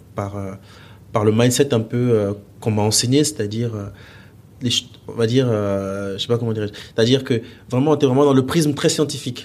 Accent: Gabon; moved away; also born or lived in Mali; je suis né là-bas, que j'ai grandi là-bas

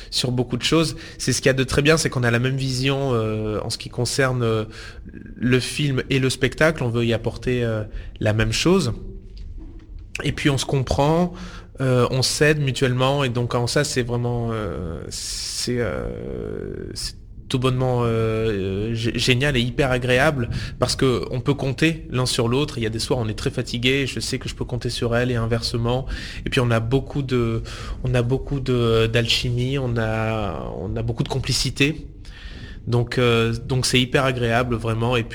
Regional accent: Maubec, Provence-Alpes-Côte d'Azur, France; j'ai grandi dans le sud de la France, dans la région d'Avignon, dans un petit village qui s'appelle Maubec, près de Cavaillon.

